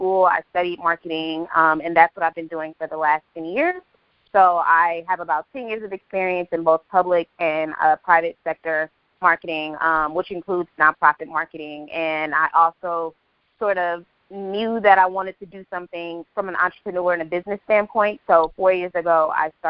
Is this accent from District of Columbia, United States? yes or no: no; Oakland, California, United States; moved away as an adult; also born or lived in Washington, D.C. / San Francisco; now in Texas, United States; I'm originally born and raised in Oakland, California